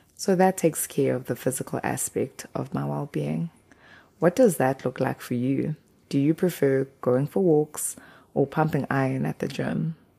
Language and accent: English; KwaZulu-Natal, South Africa; first language Zulu; English is a second language; moved away as an adult; now in Hokkaido, Japan; The part of South Africa I am from, KwaZulu Natal, greeting is a big thing. In my mother tongue, isiZulu